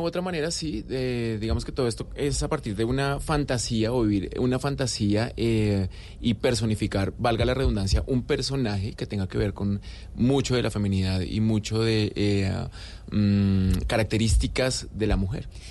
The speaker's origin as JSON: {"language": "Spanish", "country": "Colombia", "also_born_or_lived": "Argentina", "said": "como colombianos"}